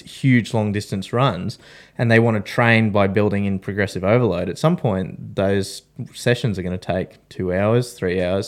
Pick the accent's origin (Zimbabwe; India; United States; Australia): Australia; we're three Australian veterans